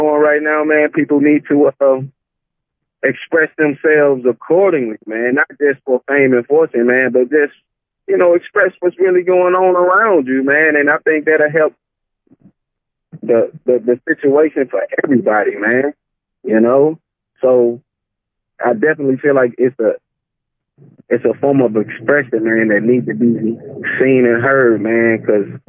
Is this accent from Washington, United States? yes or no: no; St. Louis, Missouri, United States; I'm from St. Louis, Missouri. West side of St. Louis, born and raised.